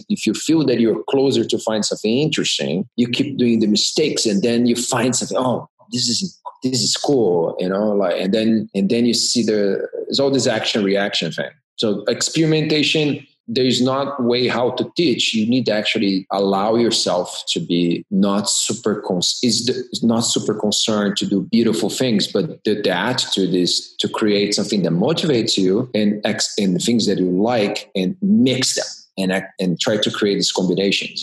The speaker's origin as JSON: {"language": "English", "region": "Rio de Janeiro", "country": "Brazil", "tie": "born or raised there", "also_born_or_lived": "Rotterdam, Netherlands / New York City, United States", "moved": "as an adult", "lives_now": "California, United States", "said": "I'm originally from Brazil. I grew up in Rio de Janeiro."}